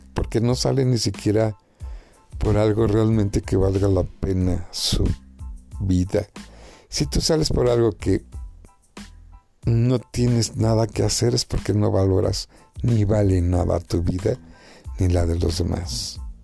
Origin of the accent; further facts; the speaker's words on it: Mexico; mi pueblo, a mi México